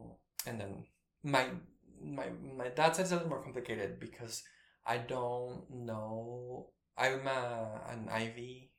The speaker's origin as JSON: {"language": "English", "country": "Guatemala", "tie": "born or raised there", "said": "I have a lot of siblings, but I grew up with two. I think I mean, my dad was in the army, and he served in the army during the war, the conflict."}